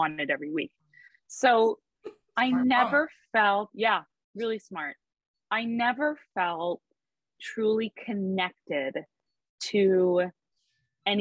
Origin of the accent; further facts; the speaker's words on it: Fort Lauderdale, Florida, United States; also born or lived in Palm Beach County, Florida; I grew up in Fort Lauderdale. We moved to Palm Beach County so that I could go to an arts high school there